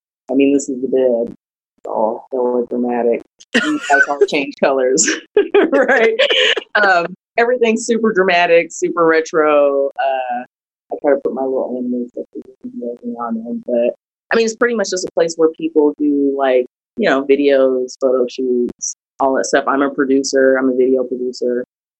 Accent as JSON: {"language": "English", "town": "Dallas", "region": "Texas", "country": "United States", "said": "I mean, I'm pretty much from Dallas. I actually live in Carrollton, but I work here in Dallas. I've been here for lots of years. I was a military kid, so I've been brought up all kinds of places."}